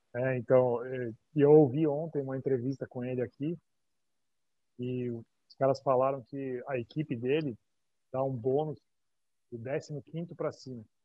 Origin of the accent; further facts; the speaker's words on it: Brazil; eu sou do Brasil